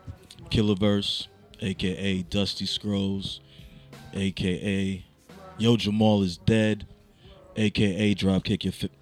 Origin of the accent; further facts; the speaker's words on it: New York, United States; moved away; also born or lived in Florida / Virginia; And I'm from New York. Used to live in Florida, VA. Been here for 10 years. I just signed up for Japanese school last week. Trying to learn Japanese.